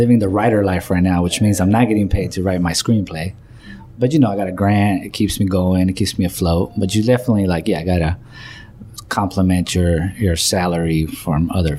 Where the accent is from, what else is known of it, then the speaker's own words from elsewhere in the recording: Chile; now in United States; I came from Chile in 1995.